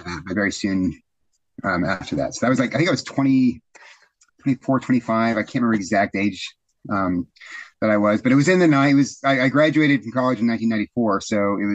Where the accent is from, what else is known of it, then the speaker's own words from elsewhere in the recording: Corpus Christi, Texas, United States; I was raised in the Episcopal Church, All Saints Episcopal Church in Corpus Christi, Texas.